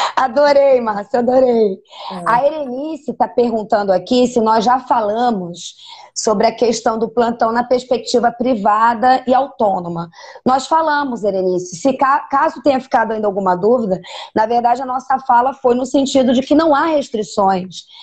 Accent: Rio de Janeiro, Brazil; moved away as an adult; also born or lived in Ceará; eu sou carioca e tra já trabalhava na Universidade Veiga de Almeida, é, aqui no Rio de Janeiro, há mais de oito anos

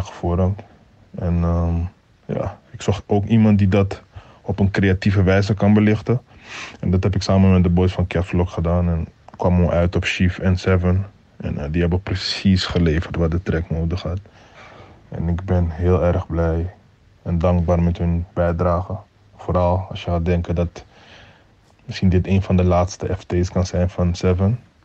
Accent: Amsterdam, North Holland, Netherlands; waar ik vandaan kom en dat is de Belmer. Dat zijn situaties die ik zelf heb meegemaakt tijdens mijn jaren daar

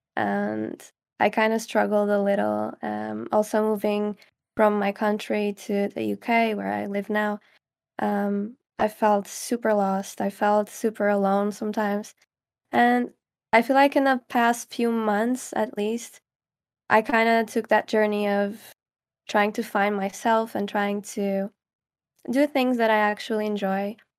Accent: Caldas da Rainha, Leiria District, Portugal; English is a second language; moved away as an adult; now in England, United Kingdom; I'm from Caldas da Rainha, which is like a, small city, kind of.

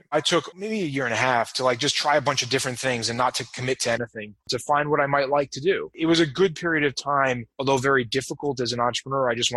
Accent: New York, United States; also born or lived in Boston, Massachusetts, United States; now in Las Vegas, United States; I grew up in New York and lived in Boston for 10 years

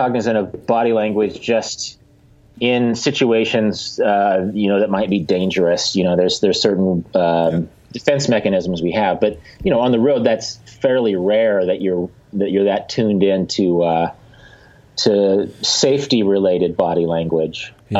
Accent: the Great Plains, Midwest, United States; I come from the Midwest, and not just the Midwest, but the Great Plains

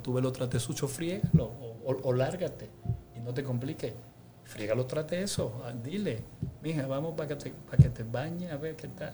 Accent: Dominican Republic; nosotros a veces como dominicanos

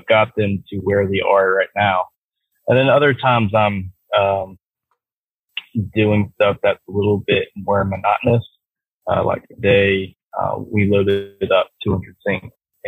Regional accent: Douglasville, Georgia, United States; I'm from the Atlanta area. Okay. I lived in a, town called Douglasville, Georgia, which is right outside, the Atlanta perimeter

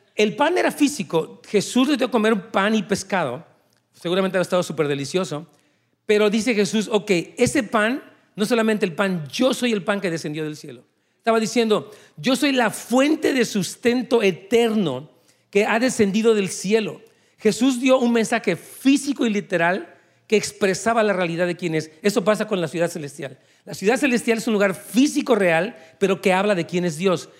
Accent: Mexico; moved away as an adult; yo salí de México hace 20 años, junto con mi esposa

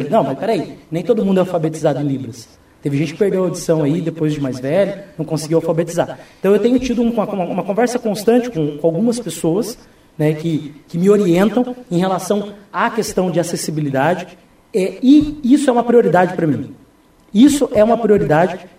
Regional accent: Foz do Iguaçu, Paraná, Brazil; Dante, eu nasci em Foz, eu cresci em Foz, eu vivo em Foz, eu tenho um amor absoluto por essa cidade

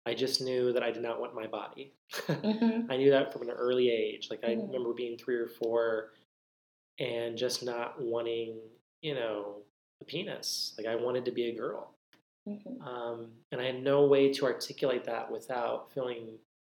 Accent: Central Texas, United States; I grew up in Central Texas

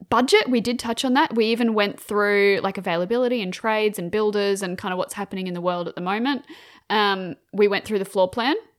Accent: Queensland, Australia; I'm Queenslander

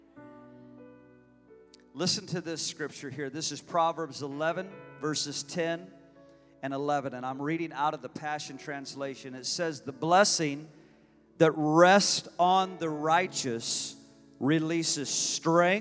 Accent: United States; I'm a Christian first, but I'm an American. I'm proud to be an American.

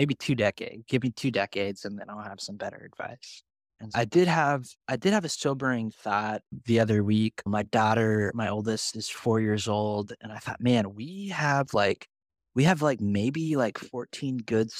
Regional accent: Indianapolis, Indiana, United States; I'm proud to tell people that I'm from the Indianapolis area.

